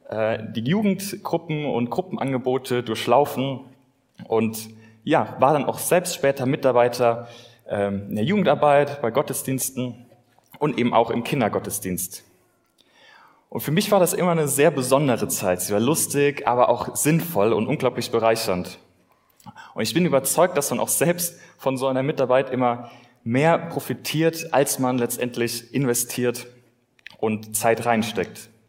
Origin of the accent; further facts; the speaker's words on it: Kirchen, Rhineland-Palatinate, Germany; now in Bonn, Germany; Ich komme ursprünglich aus Kirchen an der Sieg im Westerwald. Ich bin dort in einem christlichen Elternhaus groß geworden